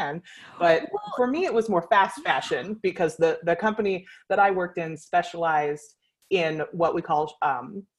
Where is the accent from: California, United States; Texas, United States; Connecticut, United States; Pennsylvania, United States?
California, United States; I was born and raised in California